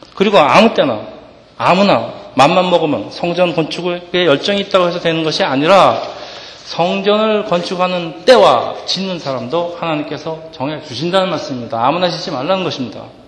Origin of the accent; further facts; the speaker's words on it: South Korea; now in Edison, United States; 우리가 한국 이민자들이